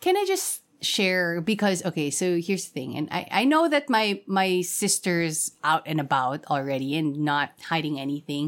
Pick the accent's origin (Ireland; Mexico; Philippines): Philippines; Quezon City, Metro Manila; I'm from Quezon City